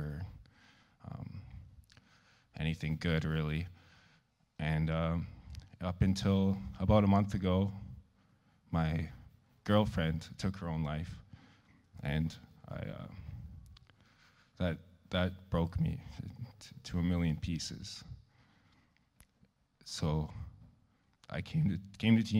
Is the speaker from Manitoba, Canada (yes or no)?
yes; Lorette, Manitoba, Canada; I'm from Lorette, Manitoba.